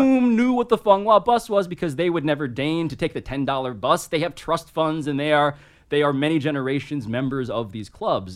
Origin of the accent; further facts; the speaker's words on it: New York City, New York, United States; Grew up in Manhattan, born and raised, first person in my family, born in America